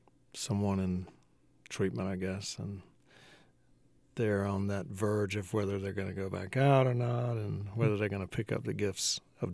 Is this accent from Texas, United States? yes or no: no; Georgia, United States; also born or lived in New Orleans; now in Athens, United States; Yeah, down in South Georgia near Brunswick.